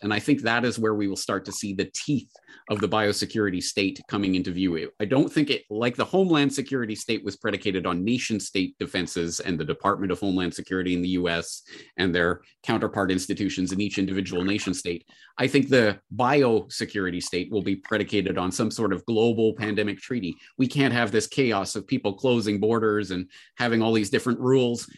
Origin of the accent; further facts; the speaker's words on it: Calgary, Alberta, Canada; my hometown of Calgary